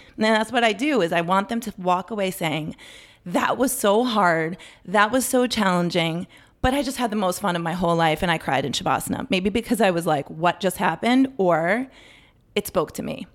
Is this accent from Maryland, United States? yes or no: yes; Potomac, Maryland, United States; I grew up in Maryland, in Potomac